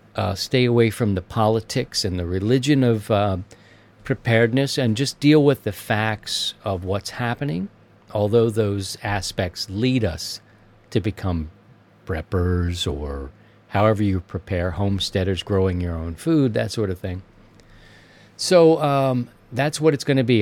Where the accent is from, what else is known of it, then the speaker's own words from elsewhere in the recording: Maryland, United States; moved away; my home state of Maryland